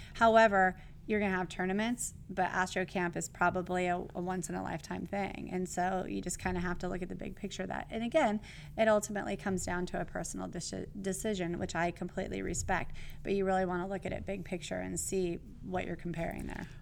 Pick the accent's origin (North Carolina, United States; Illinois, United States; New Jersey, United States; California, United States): California, United States; I'm from California